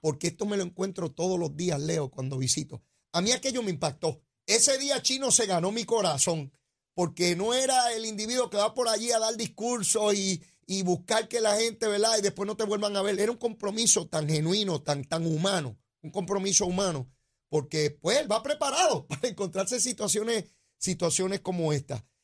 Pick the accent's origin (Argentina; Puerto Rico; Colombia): Puerto Rico; San Juan; el barrio donde yo me crié, al lado de Capetillo